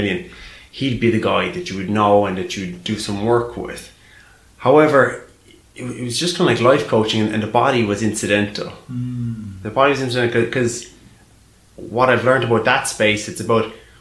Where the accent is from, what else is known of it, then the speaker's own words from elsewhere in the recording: Ireland; moved away as an adult; now in London, United Kingdom; growing up in Ireland